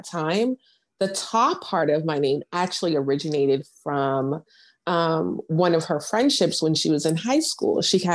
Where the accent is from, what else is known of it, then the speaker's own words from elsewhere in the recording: United States; also born or lived in Seattle, Washington, United States / California, United States; now in Houston, United States; I'm in Houston now. I was born in Seattle. I grew up between there and California